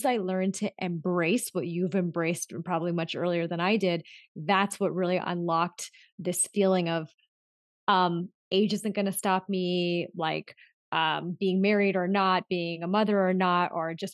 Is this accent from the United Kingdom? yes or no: no; Southern California, United States; also born or lived in Los Angeles; I was a first generation born and raised in Southern California. And I grew up in a really small town, and it was mostly whites and some Hispanics. And then I moved to LA when I was 15